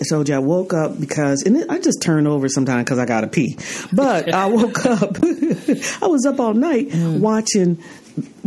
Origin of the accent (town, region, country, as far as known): Mississippi, United States